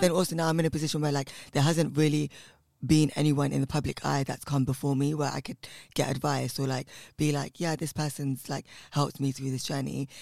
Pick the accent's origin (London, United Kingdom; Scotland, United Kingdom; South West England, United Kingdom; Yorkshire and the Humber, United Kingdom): London, United Kingdom; I come from West London in a place called Southall, and um, my family are uh, South Indian from Kerala